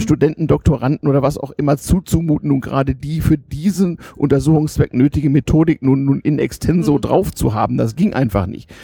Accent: Germany; moved away as an adult; also born or lived in Sweden; man als Deutscher damals ja Ausländer erster Klasse in Schweden war

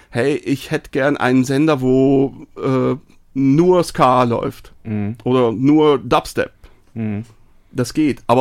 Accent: Switzerland; kann ich mir als Schweizer gar nicht richtig vorstellen eigentlich.

